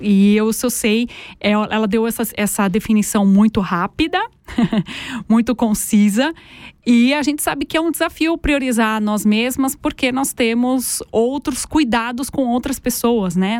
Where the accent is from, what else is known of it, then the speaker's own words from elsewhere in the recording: Brazil; moved away as an adult; now in Aargau, Switzerland; Eu sou brasileira